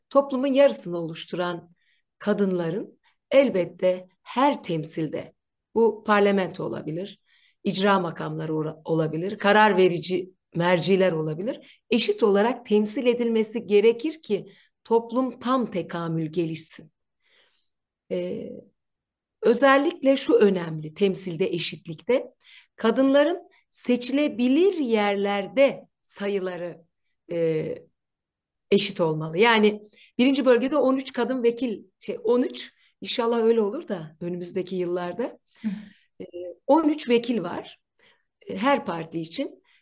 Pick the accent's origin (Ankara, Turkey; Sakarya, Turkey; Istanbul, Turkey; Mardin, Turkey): Ankara, Turkey; Gölbaşı'nda yaşıyorum ve sağlam bir Ankaralıyım.